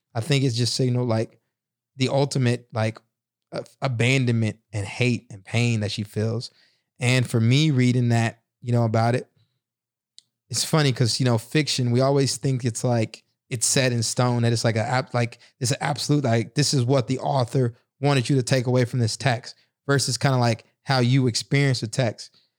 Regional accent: the South, United States; a black kid growing up in the South in a single parent home

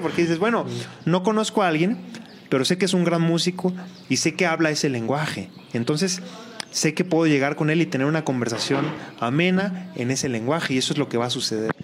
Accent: Colima, Mexico; yo soy de Colima

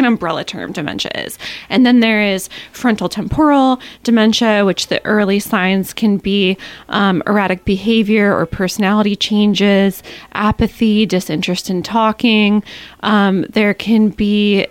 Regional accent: Ketchikan, Alaska, United States; I'm born and raised in Ketchikan

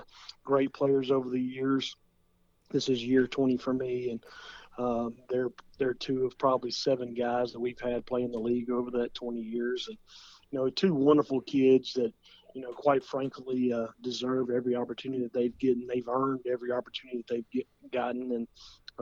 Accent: Williamson County, Tennessee, United States; growing up in Williamson County

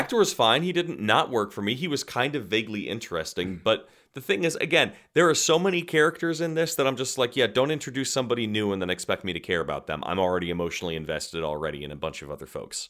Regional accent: United States; as an American actor

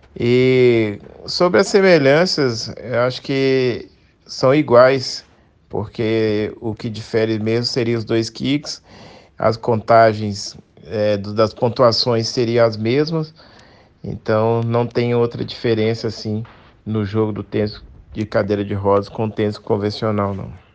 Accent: Belo Horizonte, Minas Gerais, Brazil; sou mineiro de BH

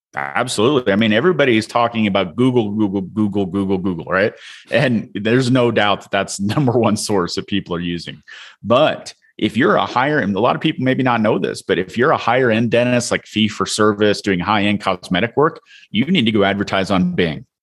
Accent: Illinois, United States; I'm from the Midwest. I'm originally from Illinois, a town of five hundred people

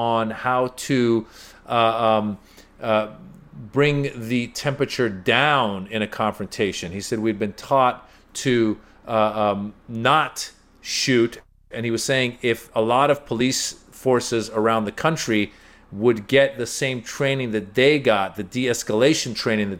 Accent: United States; also born or lived in Iran; I was born in Iran, grew up in America

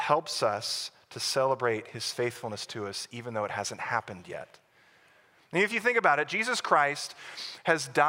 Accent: Plano, Texas, United States; I grew up in Plano, Texas, on the north side of Dallas

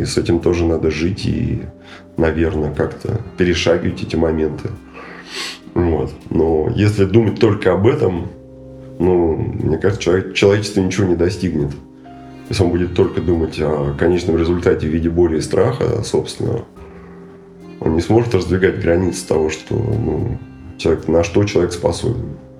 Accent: Russia; moved away as an adult; also born or lived in Moscow; now in Terskol, Russia; это были овраги в детстве на, на Горной, где я родился и вырос

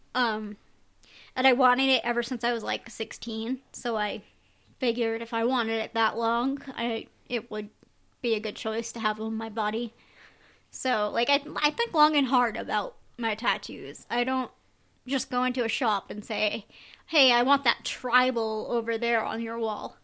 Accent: Rhode Island, United States; also born or lived in Connecticut; I grew up in Rhode Island

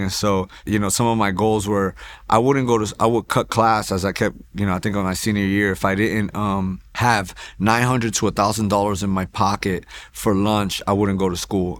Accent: Hoboken, New Jersey, United States; also born or lived in New York; now in Houston, United States; I was born in Jersey City, New Jersey, uh, raised in Hoboken

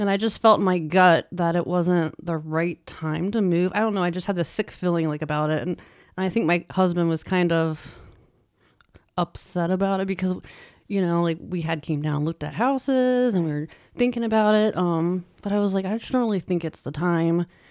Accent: Ohio, United States; also born or lived in Pittsburgh, Pennsylvania; I moved back to Ohio from Pittsburgh

